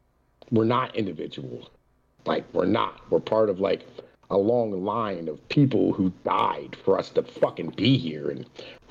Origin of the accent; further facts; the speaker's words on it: Appalachia, United States; as an Appalachian, as an Italian, you know what I mean?